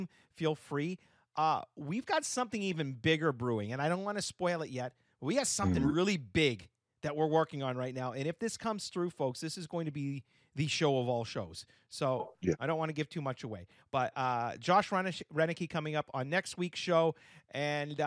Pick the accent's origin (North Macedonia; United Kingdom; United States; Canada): Canada; I'm a Canadian.